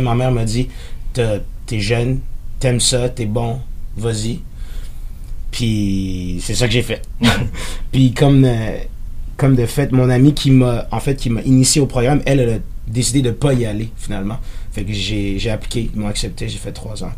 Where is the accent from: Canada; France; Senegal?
Canada; Terrebonne, Quebec; first language French; J'étais au collège Saint-Sacrement à Terrebonne.